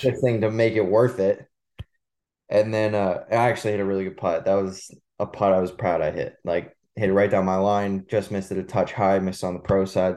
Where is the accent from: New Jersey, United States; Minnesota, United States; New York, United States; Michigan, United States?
New Jersey, United States; Manasquan; growing up in Manasquan